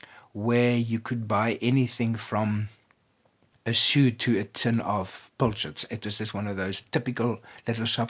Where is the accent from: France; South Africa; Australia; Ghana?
South Africa; Piketberg, Western Cape; now in Greyton, South Africa; Paketberg, my hometown